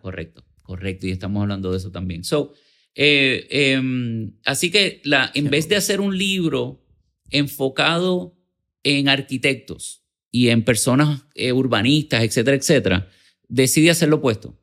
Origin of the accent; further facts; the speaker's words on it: San Juan, Puerto Rico; Yo nací en Santurce.